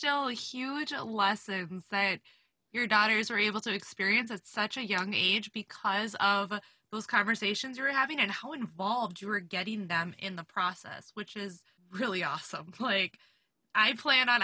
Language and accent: English; Minnesota, United States; I'm a Minnesotan